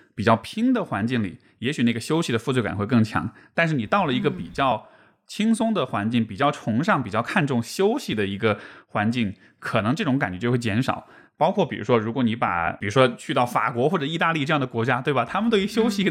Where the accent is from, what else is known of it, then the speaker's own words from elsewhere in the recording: Chengdu, Sichuan, China; 因为我是成都人